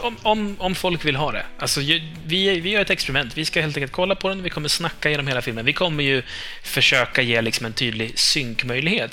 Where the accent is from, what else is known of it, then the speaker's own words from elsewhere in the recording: Norrland, Sweden; jag alltid avslöjar mig själv som typ norrlänning